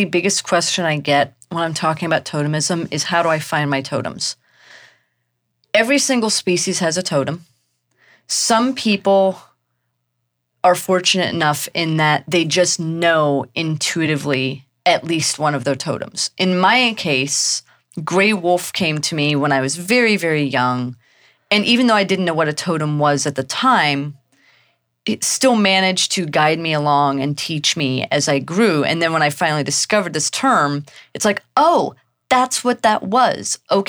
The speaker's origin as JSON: {"language": "English", "region": "Missouri", "country": "United States", "tie": "born or raised there", "also_born_or_lived": "Germany / Texas", "said": "I was a military brat. I was born in Germany. We moved to the U.S. when I was very young, and I did most of my growing up in Texas and then mostly in Missouri."}